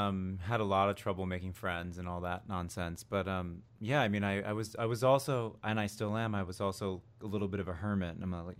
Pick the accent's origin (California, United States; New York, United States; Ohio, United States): Ohio, United States; Cleveland; also born or lived in Plano, Texas / New Jersey; I claim Jersey and Cleveland.